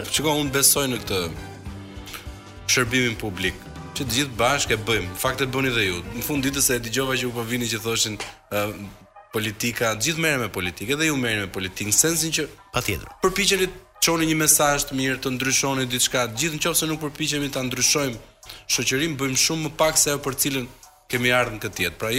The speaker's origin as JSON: {"language": "Albanian", "country": "Albania", "said": "gjithë jemi shqiptar, për mirë ose për keq"}